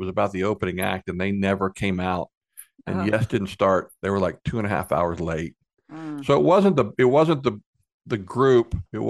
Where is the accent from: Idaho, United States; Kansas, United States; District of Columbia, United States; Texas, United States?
Kansas, United States; I grew up in Central Kansas. We didn't have barbecue